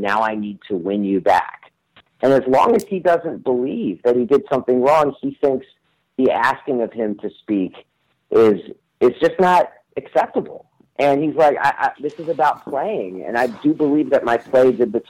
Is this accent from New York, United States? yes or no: yes; New York City, New York, United States; I grew up in the New York City of Lawrence Taylor and Go-Go Gastineau